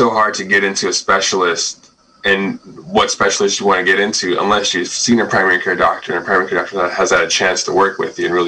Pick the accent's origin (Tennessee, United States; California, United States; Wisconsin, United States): California, United States; Stockton; moved away as an adult; also born or lived in Sacramento, California / Davis, California; now in Ukiah, United States; I grew up in Stockton, California, and most of my time spent in just Central Valley